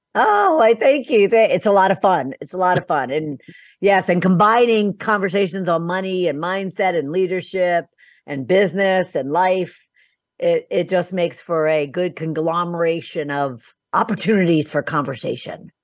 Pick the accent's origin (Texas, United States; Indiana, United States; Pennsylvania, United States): Pennsylvania, United States; Philadelphia; moved away as an adult; also born or lived in Boca Raton, Florida; I'm originally from Philadelphia, um, and, uh, my background really started in my home because I'm one of twelve children